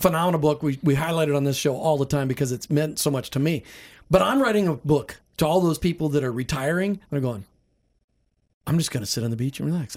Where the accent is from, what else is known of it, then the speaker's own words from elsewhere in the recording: Midwest, United States; I grew up in the Midwest.